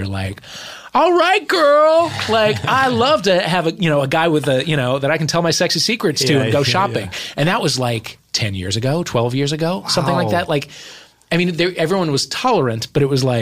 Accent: St. Louis, Missouri, United States

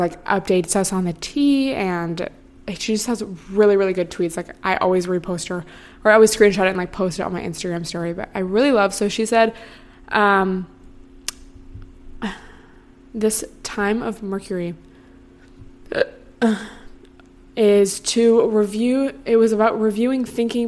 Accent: near Seattle, Washington, United States; now in Los Angeles, United States; I grew up near Seattle where it rains all the time

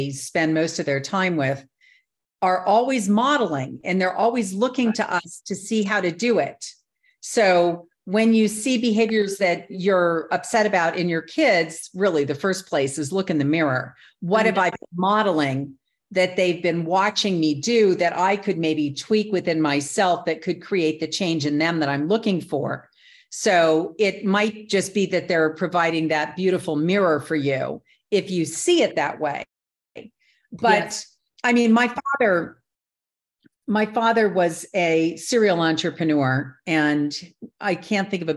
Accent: New Orleans, Louisiana, United States; moved away; also born or lived in Hong Kong; I was born in New Orleans

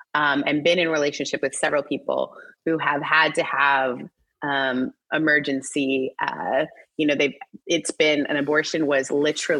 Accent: Mississippi, United States; my home state, Mississippi

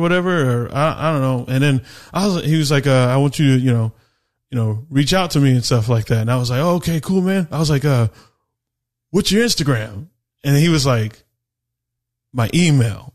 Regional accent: Phoenix, Arizona, United States; also born or lived in Texas; I'm from Phoenix, Arizona

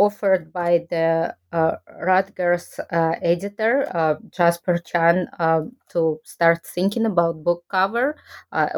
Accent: Kazakhstan; moved away as an adult; now in Japan; I'm originally from Kazakhstan, and I studied Japanese language when I was there for my undergraduate degree.

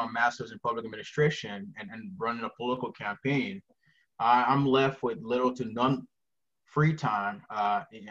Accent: Helena, Montana, United States; also born or lived in Liberia; now in Missoula, United States; I grew up in Helena, which is a beautiful place

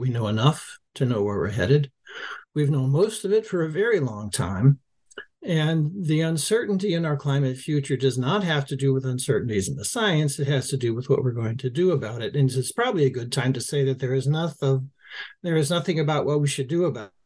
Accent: Los Angeles, California, United States; I grew up in Los Angeles

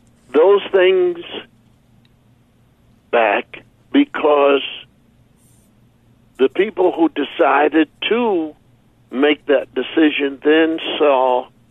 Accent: Philadelphia, Pennsylvania, United States; Philadelphia, growing up in Philadelphia, being with people that are now named Fat Albert, et cetera, et cetera.

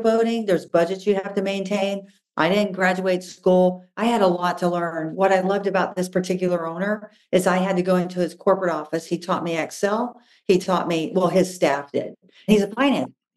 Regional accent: Florida, United States; I grew up in Florida

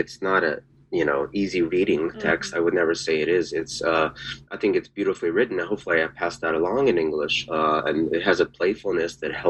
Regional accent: Philadelphia, Pennsylvania, United States; And I grew up born in Philadelphia, so that was not part of my world until very recently.

